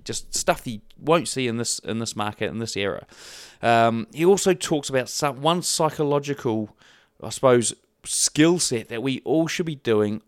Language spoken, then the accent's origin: English; New Zealand; I'm from New Zealand